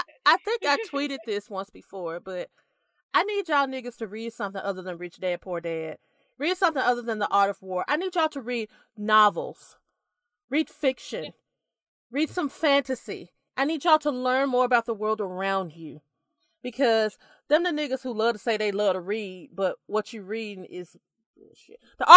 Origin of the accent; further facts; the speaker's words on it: United States; I could be wrong because I'm very American.